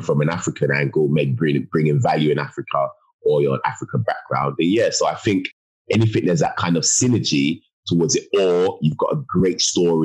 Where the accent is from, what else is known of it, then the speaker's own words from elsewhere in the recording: London, United Kingdom; I was born and raised in Hackney, East London.